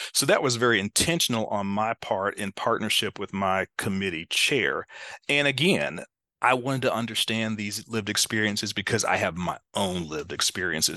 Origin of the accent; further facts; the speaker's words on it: Greensboro, North Carolina, United States; I found right here in my hometown this wonderful P H D program in leadership studies at North Carolina A and T State University